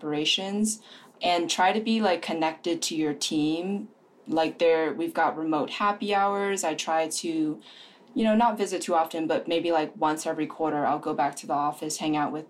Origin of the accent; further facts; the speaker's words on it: East Coast, United States; moved away as an adult; having grown up on the East Coast